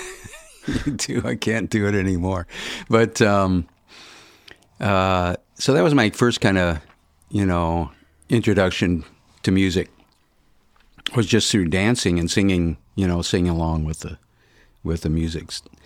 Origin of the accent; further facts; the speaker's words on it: Birmingham, Michigan, United States; also born or lived in Detroit, Michigan; I grew up in Birmingham, went to, uh, you know, high school